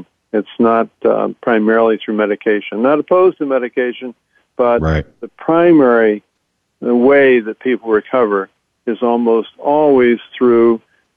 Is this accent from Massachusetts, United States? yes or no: no; Baltimore, Maryland, United States; I'm from Baltimore. Grew up in Baltimore